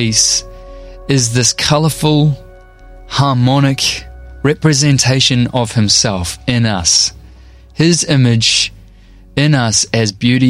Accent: North Shore, Auckland, New Zealand; I grew up on the North Shore by the beach in New Zealand, where it does not snow

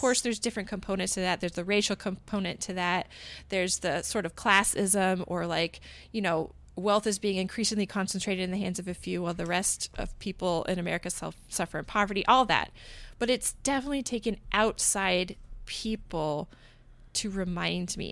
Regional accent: United States; also born or lived in Portland; I'm an American, but I am, like, a Protestant, Bible-believing American

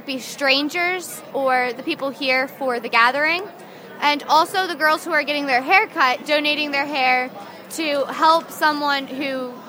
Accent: Lebanon, Pennsylvania, United States

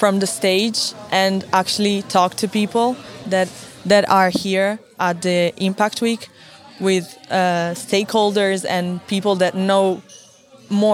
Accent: Turin, Piedmont, Italy; English is a second language; also born or lived in Brazil; I live in Turin since I was a child.

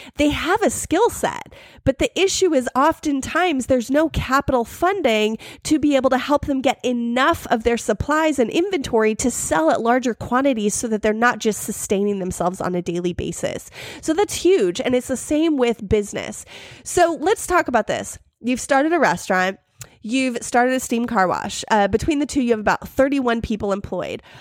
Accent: United States; I am so American

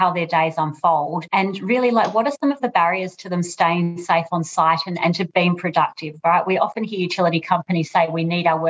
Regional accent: Australia; moved away as an adult; now in United Kingdom; I'm obviously Australian, as you'll hear from my voice, but currently in the UK, and I've been here for about 3 years

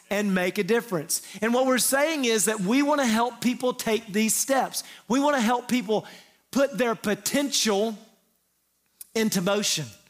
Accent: the Bible Belt, the South, United States; we grew up in the Bible Belt, most of us have some church history

